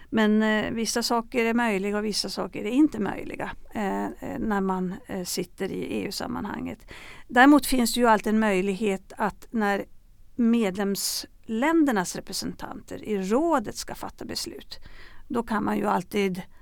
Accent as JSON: {"language": "Swedish", "country": "Sweden", "said": "jag var på en begravning hemma i Sverige"}